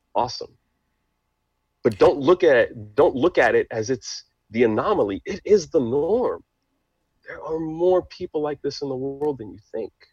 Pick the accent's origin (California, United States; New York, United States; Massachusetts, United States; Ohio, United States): New York, United States; New York City; English is a second language; also born or lived in Haiti; I'm American, of course, born and raised in New York City